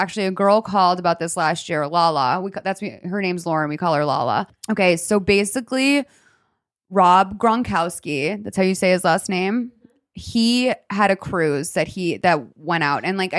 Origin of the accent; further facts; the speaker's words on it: Lexington, Massachusetts, United States; I'm from Lexington, Massachusetts